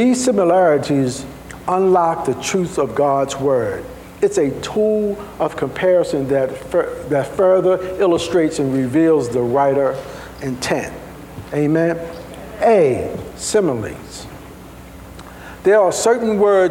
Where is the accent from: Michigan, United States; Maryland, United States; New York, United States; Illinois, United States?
Maryland, United States; Baltimore; I'm from Baltimore. Sometimes we add a couple little things.